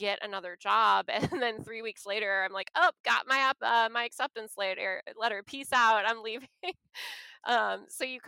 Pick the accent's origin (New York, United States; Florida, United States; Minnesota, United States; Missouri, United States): Missouri, United States; St. Louis; moved away as an adult; also born or lived in Aomori, Japan / New Orleans area; growing up in St. Louis